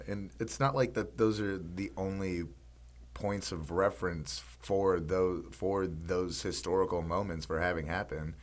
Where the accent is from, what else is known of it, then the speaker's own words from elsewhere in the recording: Mississippi, United States; now in New Orleans, United States; growing up in Mississippi